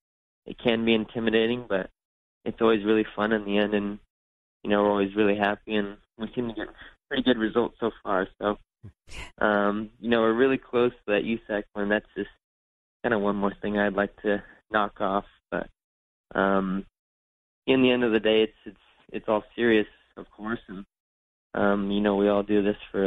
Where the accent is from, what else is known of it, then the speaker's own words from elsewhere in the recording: Northern California, United States; growing up in Northern California, we would always go to the Blue River Mill in Calistoga